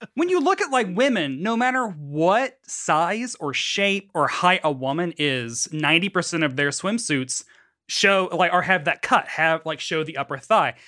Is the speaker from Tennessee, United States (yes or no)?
yes; Tennessee, United States; moved away; I grew up in Tennessee